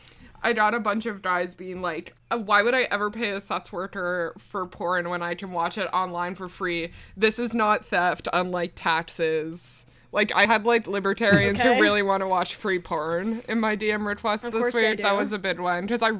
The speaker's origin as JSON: {"language": "English", "region": "Newfoundland and Labrador", "country": "Canada", "said": "people are always disappointed when they find out I'm from Newfoundland, but I don't have a silly little stupid voice."}